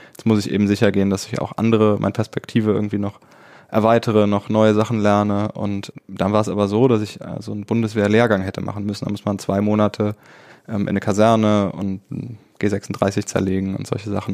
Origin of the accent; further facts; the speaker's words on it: Dormagen, North Rhine-Westphalia, Germany; now in Cologne, Germany; ich bin ja in Dormagen groß geworden, aber lebe jetzt schon seit einigen Jahren in Köln